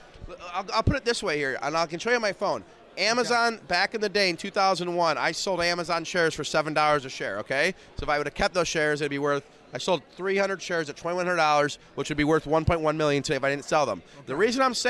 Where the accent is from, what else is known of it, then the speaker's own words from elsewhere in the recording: Detroit, Michigan, United States; I'm from Detroit, Michigan